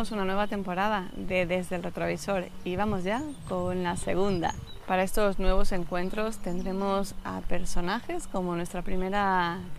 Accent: Galicia, Spain; moved away as an adult; now in Salamanca, Spain

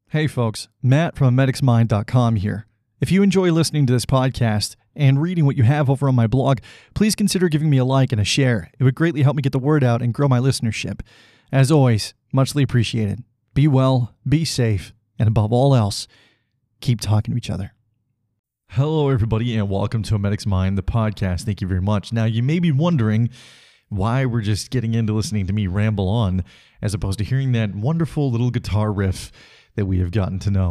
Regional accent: Salmon Arm, British Columbia, Canada; now in Calgary, Canada; I went to my hometown of Salmon Arm, BC

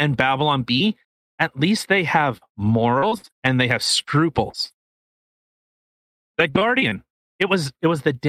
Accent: Canada; we're Canadian. We live in Canada

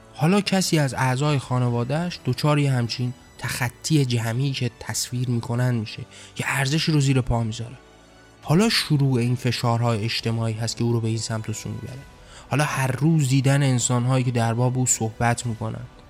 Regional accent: Iran; من هم در همون کشور به دنیا آمدم در همون کشور زندگی کردم با همون فرهنگ بزرگ شدم

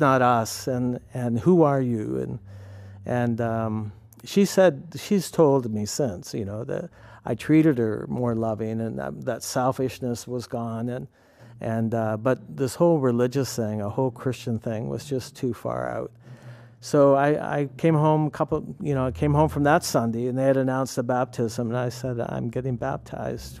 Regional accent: Canada; also born or lived in New York; now in Penn Yan, United States; I grew up in Canada

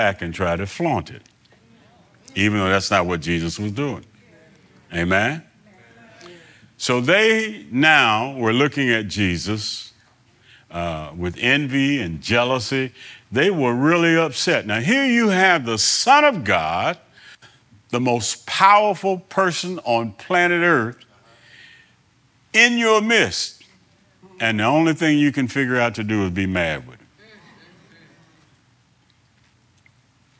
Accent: New Bern, North Carolina, United States; I was born here in New Bern, two blocks down the street here

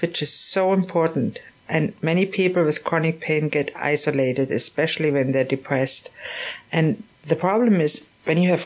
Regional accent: Germany; moved away; I always think of the experience as a growing up in Germany

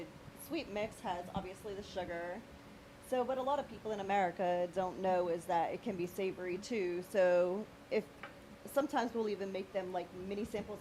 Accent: Pennsylvania, United States; Well, I'm very far from Pittsburgh, but yes, Pennsylvania.

